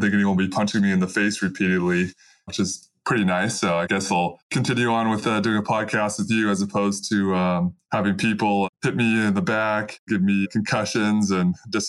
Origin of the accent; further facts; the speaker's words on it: Fresno, California, United States; I grew up in Fresno